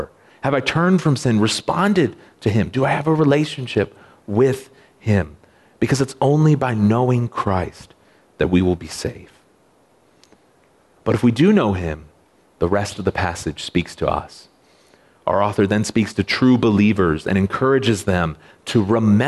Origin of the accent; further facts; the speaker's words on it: United States; I know it exists to protect me as an American citizen